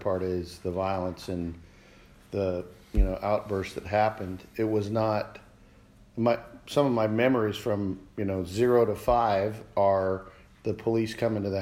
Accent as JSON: {"language": "English", "region": "Alaska", "country": "United States", "tie": "born or raised there", "also_born_or_lived": "Montana", "said": "When I was in the second grade, end of second grade, we moved from Montana to Alaska"}